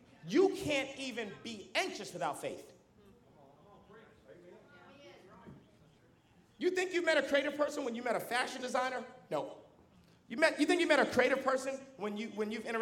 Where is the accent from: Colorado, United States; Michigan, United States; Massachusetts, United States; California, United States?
Massachusetts, United States; Boston; now in Dallas, United States; I grew up in Boston, Massachusetts